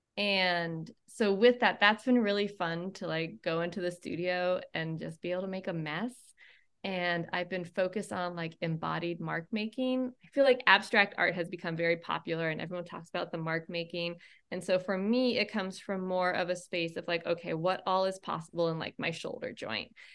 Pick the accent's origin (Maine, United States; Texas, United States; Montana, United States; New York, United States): Maine, United States; I grew up in Maine